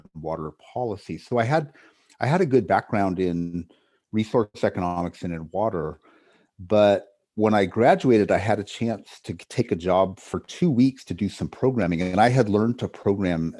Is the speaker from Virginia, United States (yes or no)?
no; California, United States; I grew up in California